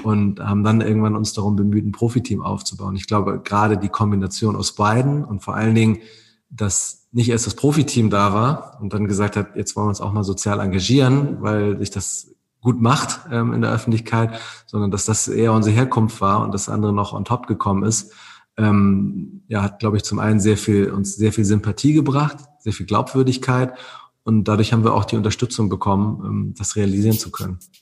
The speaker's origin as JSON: {"language": "German", "town": "Wedel", "region": "Schleswig-Holstein", "country": "Germany", "said": "Ich komme selber aus Wedel"}